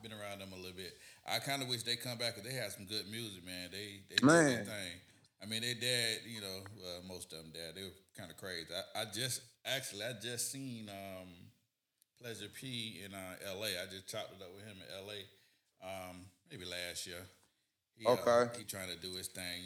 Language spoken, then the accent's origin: English; Bradenton, Florida, United States; I'm from Bradenton